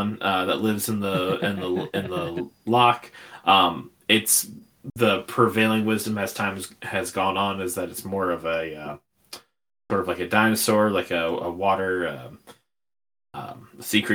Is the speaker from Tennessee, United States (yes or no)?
no; Ohio, United States; we're all from Ohio.